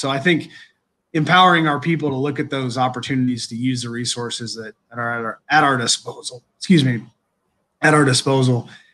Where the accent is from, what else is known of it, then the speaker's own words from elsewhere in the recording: Indiana, United States; also born or lived in Green Bay, Wisconsin / Kentucky; now in Kenosha, United States; growing up in Indiana, we're all basketball guys